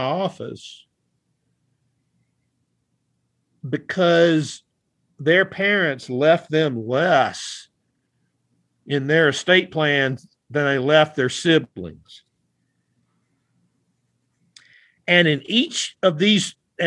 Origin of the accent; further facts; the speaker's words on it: the South, United States; I am from the South